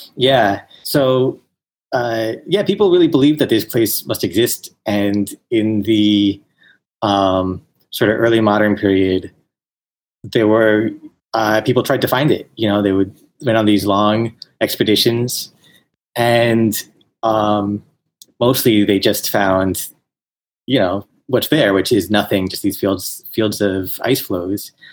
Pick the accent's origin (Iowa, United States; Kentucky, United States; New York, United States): New York, United States; moved away as an adult; I grew up in New York and uh, was living there